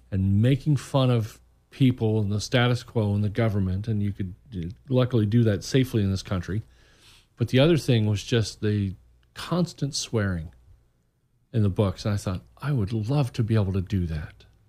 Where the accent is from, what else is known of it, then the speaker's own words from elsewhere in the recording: Muncie, Indiana, United States; moved away as an adult; now in Orlando, United States; I grew up in Muncie, Indiana